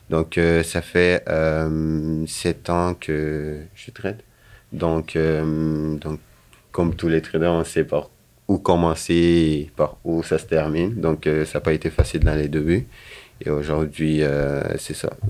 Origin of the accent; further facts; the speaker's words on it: Guinea; moved away as an adult; now in Sherbrooke, Canada; je suis arrivé de la Guinée en 2015 au Canada. {S0} Donc {S2} avant de venir ici, j'avais fait des études en sciences politiques.